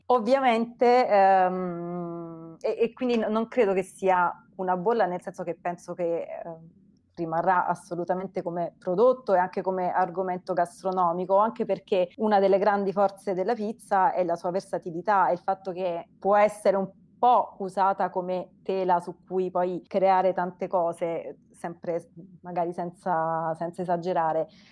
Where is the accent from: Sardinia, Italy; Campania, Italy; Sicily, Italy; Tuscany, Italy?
Campania, Italy; Naples; now in Rome, Italy; io, io, e Alessandra siamo napoletane, Alessandra vive a Napoli, io vivo a Roma